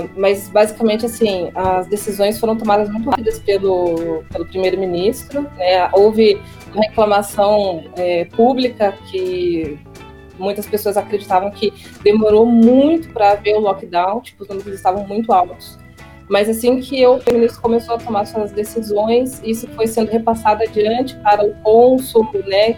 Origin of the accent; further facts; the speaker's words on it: Brazil; moved away as an adult; now in United Kingdom; sou brasileira sim, sou mestiça sim